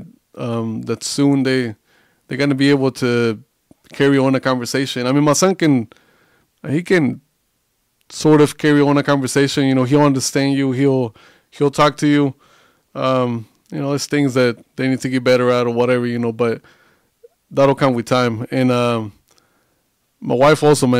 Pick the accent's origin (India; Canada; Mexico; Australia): Mexico; Coahuila; moved away as an adult; now in Southern Mexico; I was born and raised like in the very, very north of Mexico, in Coahuila.